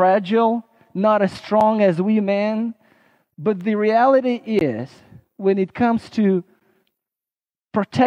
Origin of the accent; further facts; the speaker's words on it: Odessa, Odesa Oblast, Ukraine; my home state of Odessa